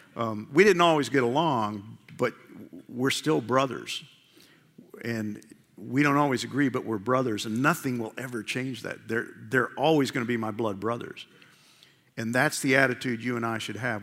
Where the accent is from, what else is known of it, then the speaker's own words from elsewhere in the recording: New York, United States; I grew up in New York